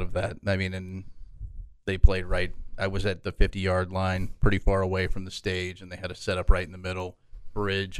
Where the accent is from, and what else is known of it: Oklahoma, United States; born or raised there; moved away as an adult; now in Lubbock, United States